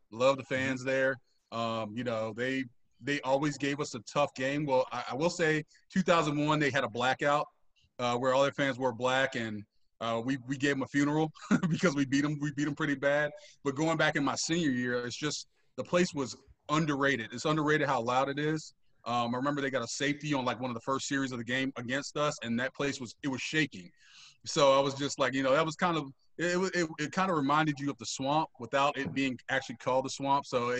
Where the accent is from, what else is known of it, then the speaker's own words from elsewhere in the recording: Tampa, Florida, United States; I'm a Gator by blood. I was born and raised in Tampa, Florida.